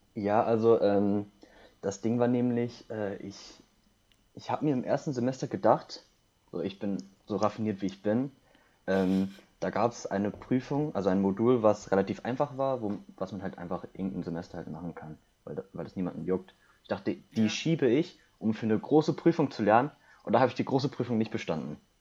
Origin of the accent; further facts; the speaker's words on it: Wildeshausen, Lower Saxony, Germany; also born or lived in South Korea / Gütersloh; Also ich bin in Südkorea geboren, wohne seit 2002 in Deutschland. Ursprünglich, also erst in Gütersloh und bin dann irgendwann zur zweiten Klasse nach Wildeshausen gezogen